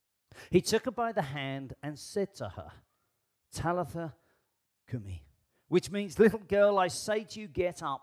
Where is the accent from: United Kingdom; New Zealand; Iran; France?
United Kingdom; I am British